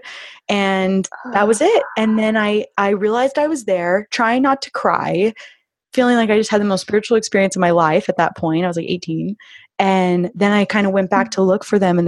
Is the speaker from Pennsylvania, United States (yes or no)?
no; Florida, United States; grew up in Florida and had been around dolphins quite a bit because we'd lived on rivers and oceans and stuff